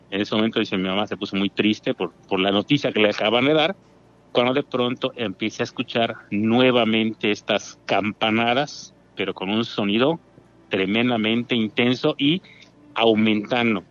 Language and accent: Spanish; Mérida, Yucatán, Mexico; Aquí de Mérida, la ciudad de Mérida, Yucatán.